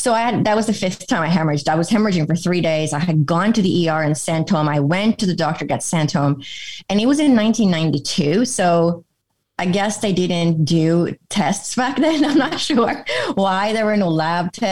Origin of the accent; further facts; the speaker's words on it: Sweden; moved away as an adult; now in United States; I grew up in Europe, in Sweden, which is in Northern Europe